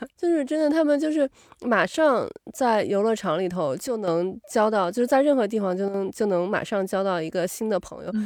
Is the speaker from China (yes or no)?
yes; China; moved away; 咱们 从小在中国长大的嘛